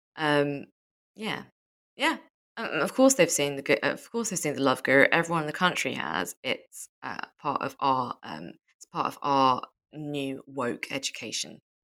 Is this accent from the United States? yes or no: no; United Kingdom